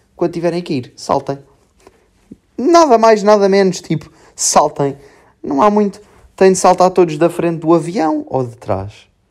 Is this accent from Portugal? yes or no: yes; Serra do Bouro, Centro, Portugal; moved away; Depois vou para a minha terrinha, Serra do Boro